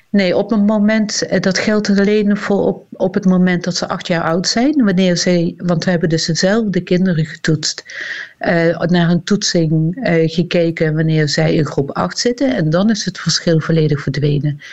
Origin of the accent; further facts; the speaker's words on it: Limburg, Netherlands; accent: Limburgish; Iedere lange ei, dat is een, een woord met een i in mijn dialect